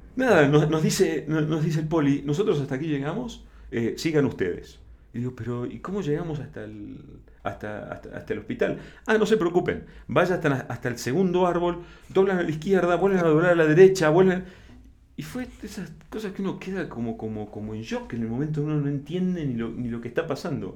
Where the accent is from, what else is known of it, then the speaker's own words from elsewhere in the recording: Argentina; moved away as an adult; also born or lived in Buenos Aires / La Plata; now in Mexico; soy argentino